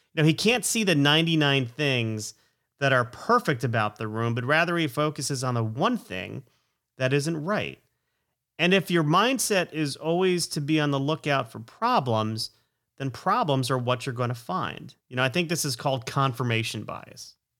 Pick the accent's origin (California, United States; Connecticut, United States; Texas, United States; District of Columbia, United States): Connecticut, United States; Stamford; also born or lived in Plantation, Florida; we moved to Connecticut from Florida in fourth grade